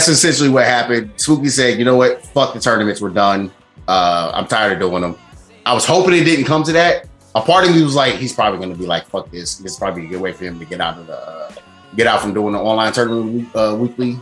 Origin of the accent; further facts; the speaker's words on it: St. Louis, Missouri, United States; moved away as an adult; now in Chicago, United States; I'm from St. Louis